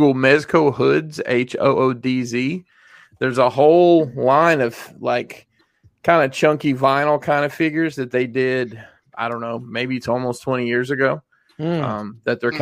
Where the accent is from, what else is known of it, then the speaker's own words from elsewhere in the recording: Alabama, United States; I'm from Alabama